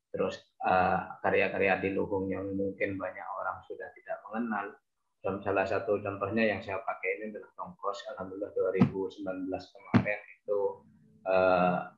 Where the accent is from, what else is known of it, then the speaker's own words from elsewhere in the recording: Bangkalan, East Java, Indonesia; born there; uh, saya lahir di Bangkalan alhamdulillah uh, sampai sekarang ada di Bangkalan